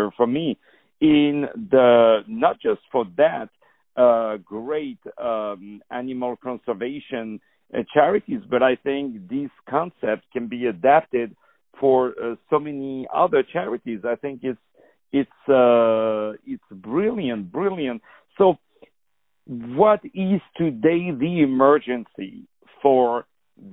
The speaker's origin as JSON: {"language": "English", "country": "France", "said": "I'm from France"}